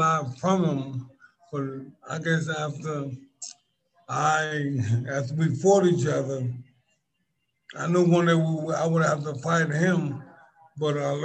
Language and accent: English; New York City, New York, United States; I'm from Brooklyn, New York